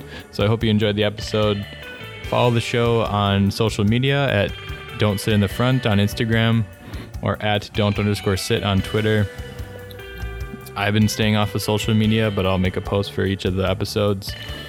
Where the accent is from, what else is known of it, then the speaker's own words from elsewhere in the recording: Wisconsin, United States; now in Los Angeles, United States; I'm from Wisconsin. I'll go back and visit twice a year when we could fly easier.